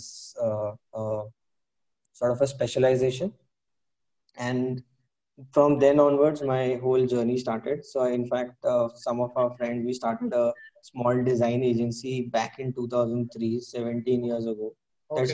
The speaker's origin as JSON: {"language": "English", "town": "Mumbai", "region": "Maharashtra", "country": "India", "tie": "born or raised there", "said": "I was born and brought up in Mumbai"}